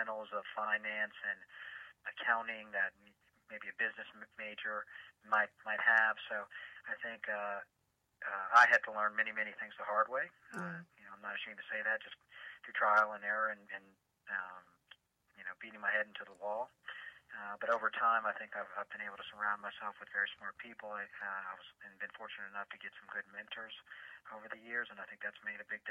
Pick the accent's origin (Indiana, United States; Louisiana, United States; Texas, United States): Louisiana, United States; New Orleans; also born or lived in Washington, D.C.; now in Atlanta, United States; I was born in Washington, D., but I grew up and all my family is from New Orleans, Louisiana, so that's home for me